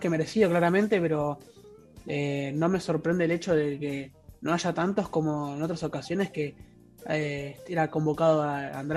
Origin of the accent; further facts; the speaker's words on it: Argentina; que somos todos claramente argentinos.